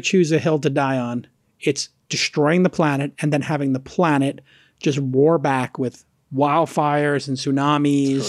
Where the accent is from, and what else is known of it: United States